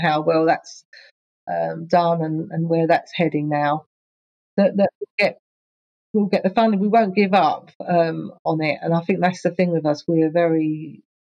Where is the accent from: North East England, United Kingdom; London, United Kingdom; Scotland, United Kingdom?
London, United Kingdom; Enfield; moved away as an adult; also born or lived in Ponders End / Palmers Green / Southgate; now in Essex, United Kingdom; I grew up in Enfield, all North London.